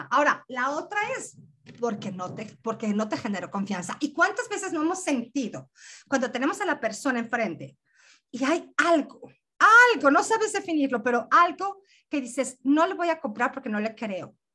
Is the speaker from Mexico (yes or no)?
yes; Mexico; El, el, acento que tengo, que déjame decirte que soy mexicana, este acento raro que tengo